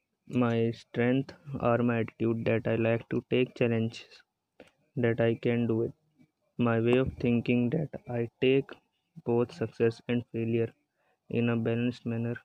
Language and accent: English; Ghaziabad, Uttar Pradesh, India; born and raised in Ghaziabad